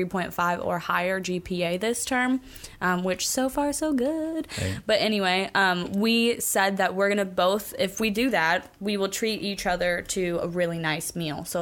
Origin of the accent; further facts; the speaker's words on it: Oregon, United States; I'm born and raised in Oregon